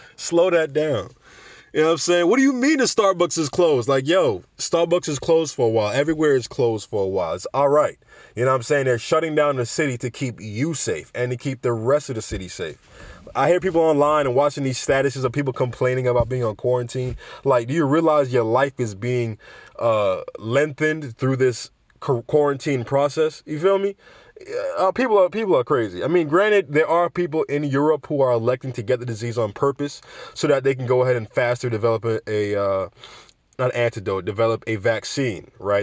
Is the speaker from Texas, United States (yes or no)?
no; New York City, New York, United States; I'm a New Yorker